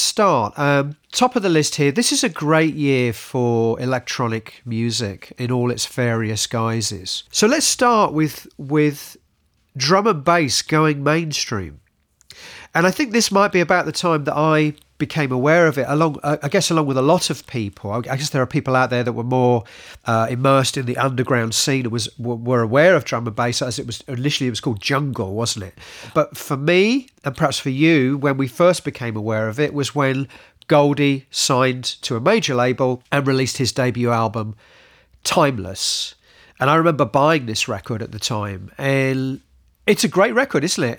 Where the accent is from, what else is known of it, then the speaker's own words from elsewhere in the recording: United Kingdom; as British people